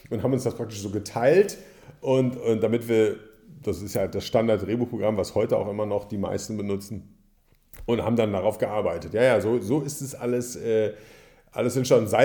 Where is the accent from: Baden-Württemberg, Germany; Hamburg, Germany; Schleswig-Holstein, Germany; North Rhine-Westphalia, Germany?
North Rhine-Westphalia, Germany; Hagen; Ich habe äh, Theater für den Fernsehen in Bochum studiert, im Ruhrgebiet, ich komme aus Hagen